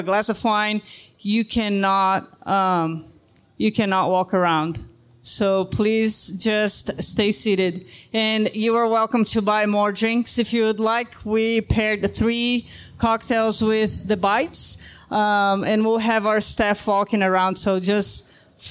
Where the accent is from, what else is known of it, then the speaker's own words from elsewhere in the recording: Brazil; now in Ogden, United States; I'm from Brazil